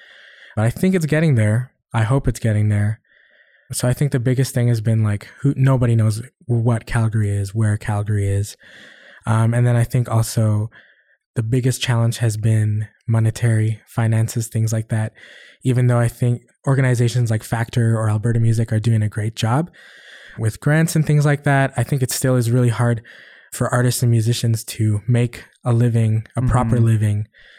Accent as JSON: {"language": "English", "country": "Philippines", "lives_now": "Canada", "said": "I feel like there are a lot of stereotypes that come with being a Filipino."}